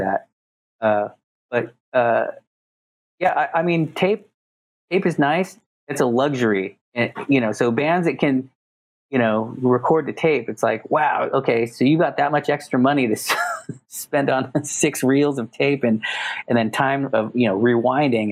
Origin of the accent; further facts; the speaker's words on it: Los Angeles, California, United States; am born and raised in Los Angeles